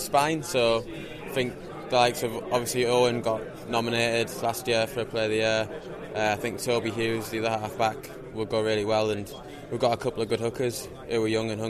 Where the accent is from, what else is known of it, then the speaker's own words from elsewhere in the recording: Durham, North East England, United Kingdom; moved away; I'm from Durham, so I mean, so I can stay at my mum and dad's house